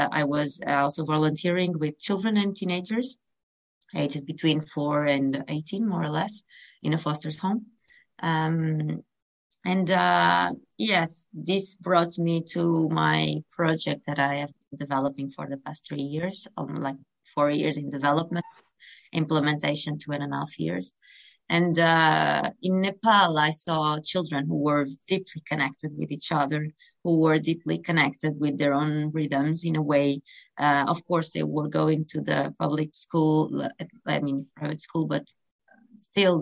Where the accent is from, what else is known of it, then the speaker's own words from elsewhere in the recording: North Portugal, Portugal; I was raised in Portugal, North Portugal, by the coast, and I come from a very small town